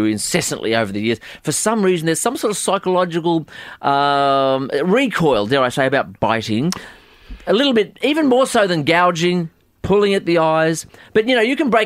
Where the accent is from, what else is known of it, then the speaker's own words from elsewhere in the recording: New Zealand; We're both from New Zealand